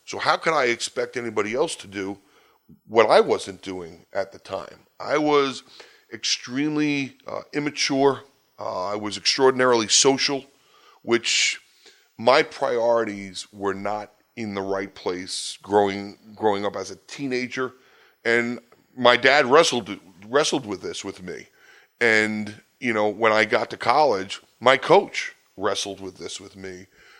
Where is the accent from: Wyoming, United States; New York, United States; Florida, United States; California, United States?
New York, United States; You know, I grew up in New York, Long Island. I'm the product of a divorced home.